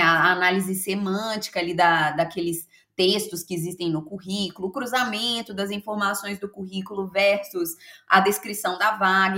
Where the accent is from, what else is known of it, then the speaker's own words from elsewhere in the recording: Belo Horizonte, Minas Gerais, Brazil; eu sou de Belo Horizonte, sou mineira de BH